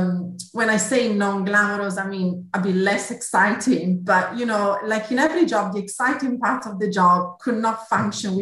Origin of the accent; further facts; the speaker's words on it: Italy; accent: Italian; English is a second language; moved away as an adult; also born or lived in Milan, Italy; now in United Kingdom; You might have gathered from my accent, I'm Italian originally. So I did my studies back in Milan